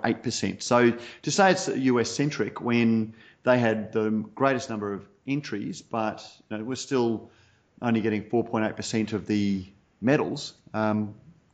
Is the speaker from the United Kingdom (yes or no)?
no; Australia